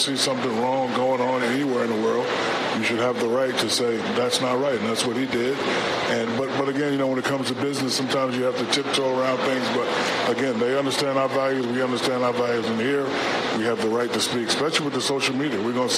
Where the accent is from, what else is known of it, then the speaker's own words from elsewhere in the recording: United States; We as American people